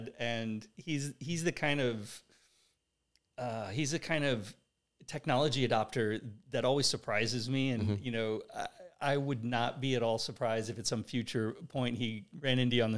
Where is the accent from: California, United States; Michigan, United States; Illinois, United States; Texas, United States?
California, United States; Oceanside; growing up in that part of California in the 70s